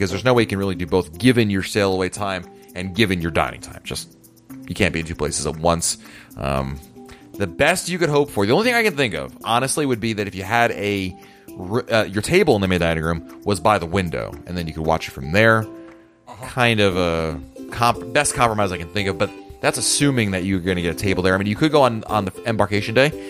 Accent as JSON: {"language": "English", "region": "Connecticut", "country": "United States", "tie": "born or raised there", "said": "I grew up in Connecticut, which is obviously New England"}